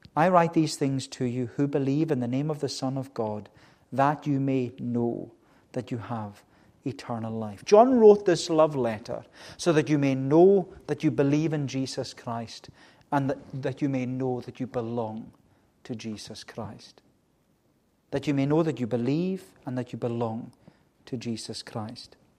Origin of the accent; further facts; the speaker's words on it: Melbost, Scotland, United Kingdom; I was growing up, as you know, in the village uh, on the other side of the island in Melbost, a very, very good village to grow up in.